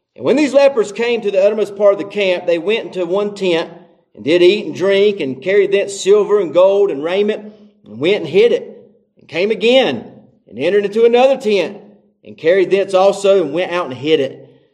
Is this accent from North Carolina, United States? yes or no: yes; North Carolina, United States; I grew up in North Carolina and I didn't grow up in church.